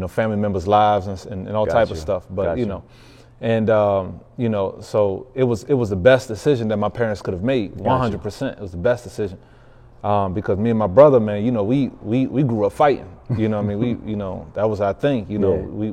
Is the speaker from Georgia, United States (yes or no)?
no; Washington, District of Columbia, United States; I'm born and raised in Southeast DC.